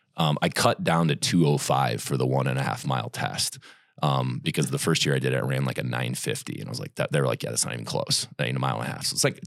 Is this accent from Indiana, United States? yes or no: yes; Indiana, United States; moved away as an adult; Grew up in Indiana.